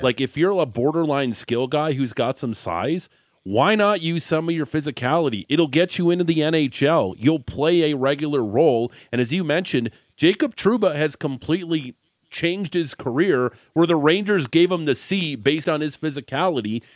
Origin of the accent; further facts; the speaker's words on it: Niagara region, Ontario, Canada; you are from the Niagara region, much like myself